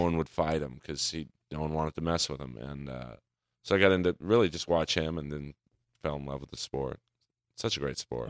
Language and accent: English; Los Angeles, California, United States; I grew up in the hills of Bel Air